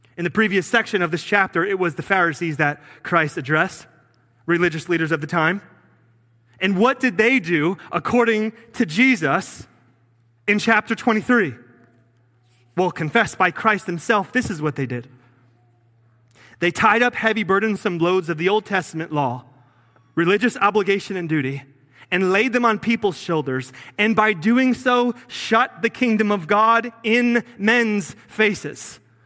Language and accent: English; New Jersey, United States; moved away as an adult; I'm from Jersey